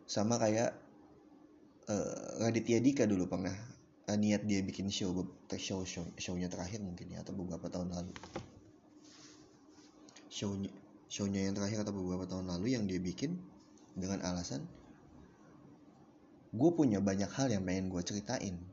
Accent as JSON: {"language": "Indonesian", "town": "Depok", "region": "West Java", "country": "Indonesia", "said": "Di kota gua di Depok kan akhir-akhir ini cuacanya lagi lagi sulit ditebak"}